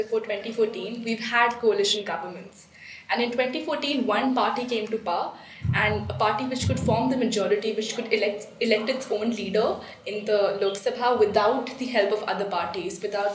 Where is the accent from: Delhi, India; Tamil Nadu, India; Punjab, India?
Delhi, India; I'm a resident of Delhi